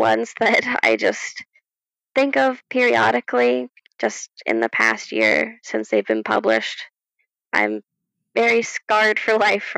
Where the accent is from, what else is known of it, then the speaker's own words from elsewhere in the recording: United States; as an American